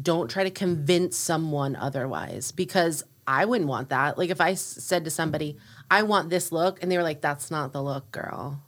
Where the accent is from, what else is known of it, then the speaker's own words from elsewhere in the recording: Orlando, Florida, United States; moved away as an adult; also born or lived in upstate New York / Nashville / New York City; now in North Carolina, United States; I grew up in Orlando, Florida.